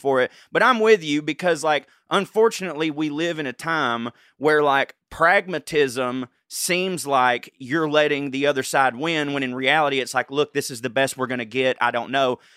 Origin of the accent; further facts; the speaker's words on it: the South, United States; in my hometown